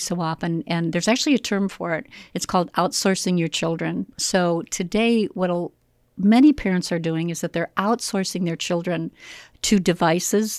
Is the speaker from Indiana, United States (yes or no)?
no; Joliet, Illinois, United States; I grew up here in Joliet, Illinois